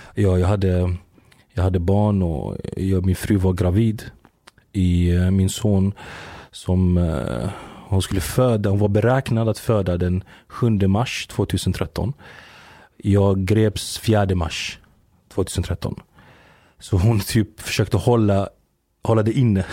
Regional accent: Växjö, Kronoberg County, Sweden; also born or lived in Giza, Egypt; där jag är uppväxt i, i Växjö

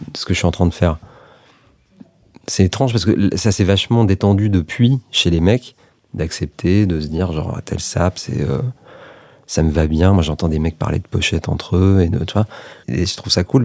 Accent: France; also born or lived in Serbia; j'ai grandi à, moitié en France, à moitié en Serbie, euh, parce qu'on y allait beaucoup avec ma mère, parce qu'elle vient de là-bas

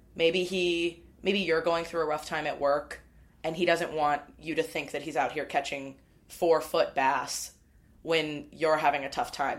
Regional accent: Midwest, United States; I'm a Midwesterner as well

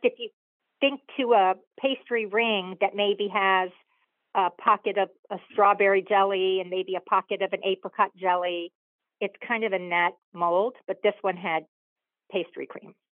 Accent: South Florida, United States; also born or lived in Boston; I live in South Florida

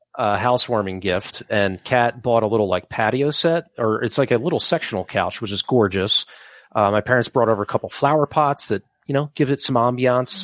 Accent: Upper Darby, Pennsylvania, United States; also born or lived in Drexel Hill; now in Mount Airy, Philadelphia, United States; Growing up in Upper Darby

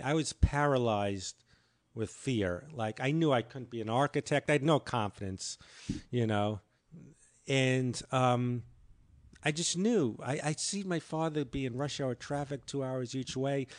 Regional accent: New York, United States; I'm the New Yorker

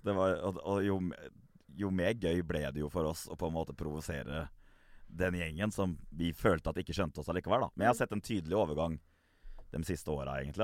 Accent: Gressvik, Østfold, Norway; når jeg vokste opp på Gressvik

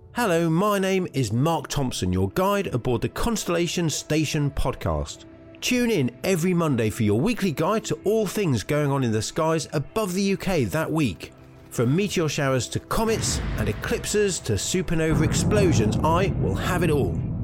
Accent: Scotland, United Kingdom; now in London, United Kingdom; I'm Scottish, he's Welsh, we live in London

